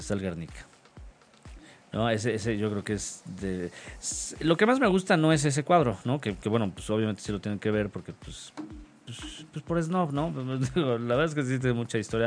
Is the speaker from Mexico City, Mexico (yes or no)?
yes; Mexico City, Mexico; de niño, cuando aquí en el DF, en la Ciudad de México